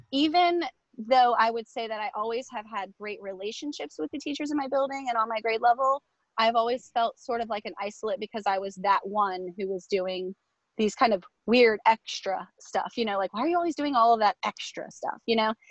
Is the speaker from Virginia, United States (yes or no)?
yes; Virginia Beach, Virginia, United States; I went to school here. So it's like I returned home to my own district.